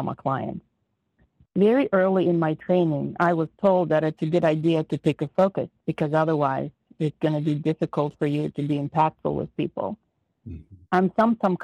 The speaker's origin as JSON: {"language": "English", "country": "Ukraine", "tie": "born or raised there", "moved": "as an adult", "lives_now": "United States", "said": "I was born in the Republic of Ukraine. I immigrated to the United States when I was 18"}